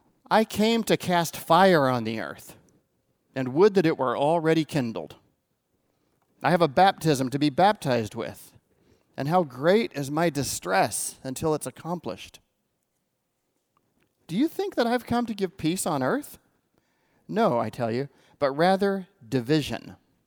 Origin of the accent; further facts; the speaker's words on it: California, United States; I grew up in the Inland Empire, and there was this guy in the 70s in Palm Springs who we all just called Brother Harold.